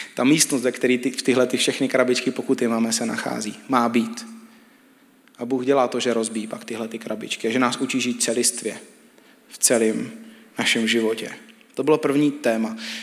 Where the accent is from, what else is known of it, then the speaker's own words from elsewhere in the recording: Czechia; my jako Češi máme hodně často krabičky